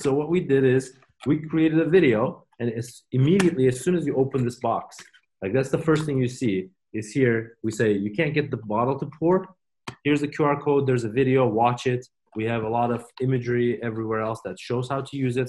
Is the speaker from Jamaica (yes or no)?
no; Turkey; now in Oregon, United States; we are from Turkey